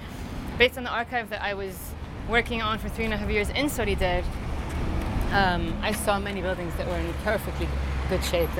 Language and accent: English; Beirut, Beirut Governorate, Lebanon; born there; No, I was born here. I was born in Hamra. I was born in a hospital that's now... It's like a... Mustashfa Khaldi.